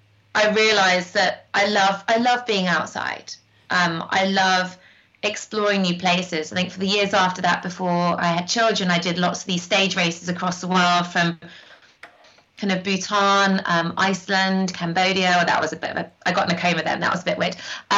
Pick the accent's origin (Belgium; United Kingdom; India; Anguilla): United Kingdom; North West England; born or raised there